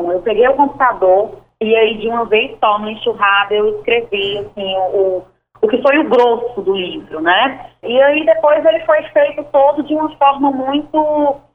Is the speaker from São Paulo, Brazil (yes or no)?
no; Fortaleza, Ceará, Brazil; also born or lived in Iguatu; eu nasci em Iguatu, no Ceará, né? Iguatu do Tupi, Icatu, que quer dizer água boa, rio bom. E aí a gente chega numa cidade, né, aos 10 anos de idade, a minha família e eu, para uma cidade que é uma fortaleza